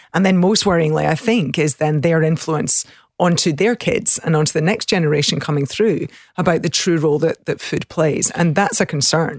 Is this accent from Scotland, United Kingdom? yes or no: yes; the country south of Glasgow, Scotland, United Kingdom; accent: country accent; moved away; I grew up in the country, um, south of Glasgow, so in the country, which is, I think people are always surprised by my accent, but the country accent tends to be a little softer.